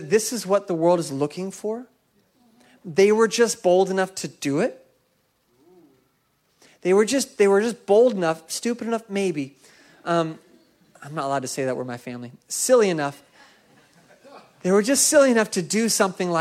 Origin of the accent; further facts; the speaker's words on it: Seattle, Washington, United States; my hometown of Seattle